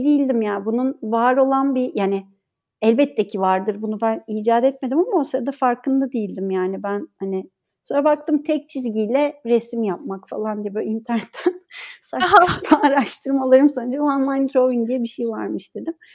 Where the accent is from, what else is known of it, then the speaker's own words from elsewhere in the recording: Ankara, Turkey; moved away as an adult; also born or lived in Istanbul; now in Izmir, Turkey; Ankara doğumluyum